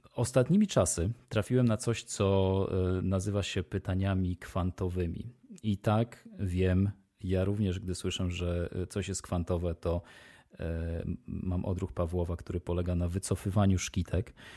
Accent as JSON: {"language": "Polish", "country": "Poland", "said": "moi przodkowie e, i ja pochodzimy z rejonu e, geograficznego, który nie wymaga dostarczania soli e, przez dwie trzecie świata"}